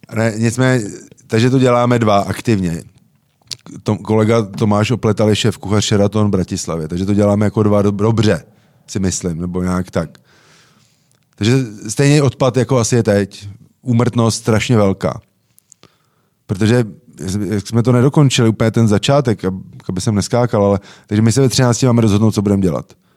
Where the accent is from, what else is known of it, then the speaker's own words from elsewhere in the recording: Czechia; jsme že Češi